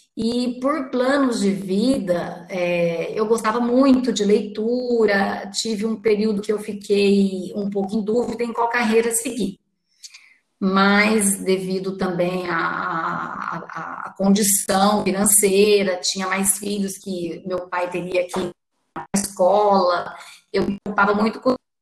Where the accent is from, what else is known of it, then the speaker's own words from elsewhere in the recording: Itajubá, Minas Gerais, Brazil; Era uma vez uma menina que nasceu em Itajubá no dia 20 de fevereiro de 69.